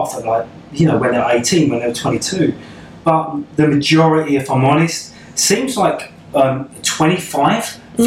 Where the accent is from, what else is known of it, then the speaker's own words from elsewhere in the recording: Kent, South East England, United Kingdom; I grew up in Kent